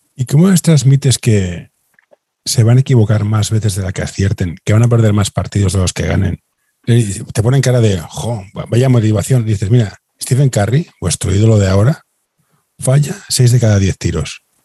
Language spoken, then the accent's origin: Spanish; Barcelona, Catalonia, Spain; Yo, que soy de Barcelona